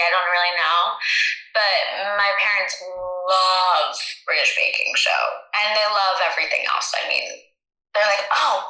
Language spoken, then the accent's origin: English; United States; over in the US